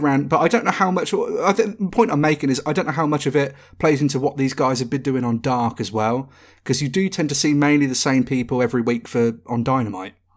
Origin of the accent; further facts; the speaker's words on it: United Kingdom; we are British